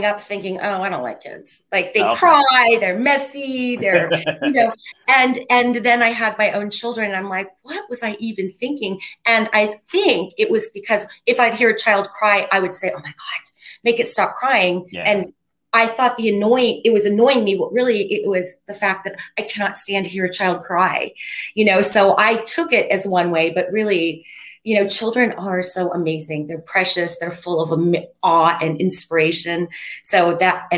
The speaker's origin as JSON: {"language": "English", "town": "Wooster", "region": "Ohio", "country": "United States", "moved": "as an adult", "lives_now": "Los Angeles, United States", "said": "I'm originally from Ohio, Worcester, Ohio, small town in Ohio. I've lived here for 34 years though"}